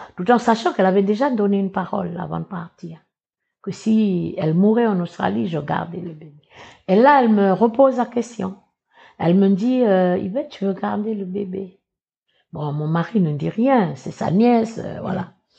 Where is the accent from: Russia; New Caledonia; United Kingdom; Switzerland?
New Caledonia; Ouégoa, North Province; Je suis originaire de Ouigwa, qui est à 500 km d'ici, euh, de Nouméa, d'une petite tribu qui s'appelle euh, Bondé.